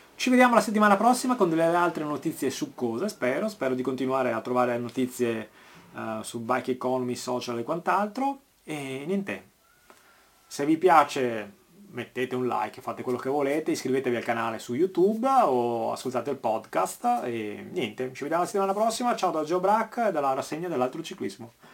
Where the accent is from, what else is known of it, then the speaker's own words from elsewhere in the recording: Veneto, Italy; conterraneo qua a Veneto